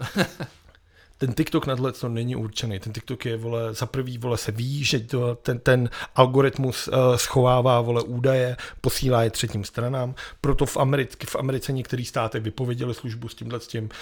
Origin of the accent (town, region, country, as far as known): Prague, Czechia